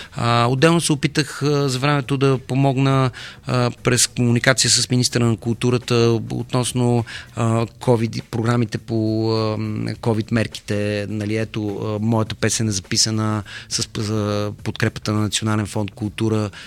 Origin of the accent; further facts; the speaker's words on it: Bulgaria; сме на Балканите и че сме българи